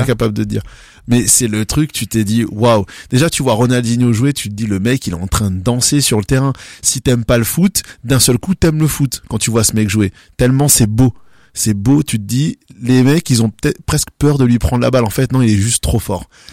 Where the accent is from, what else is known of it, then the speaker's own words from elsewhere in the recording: Strasbourg, Grand Est, France; je viens de Strasbourg et je kiffe ma ville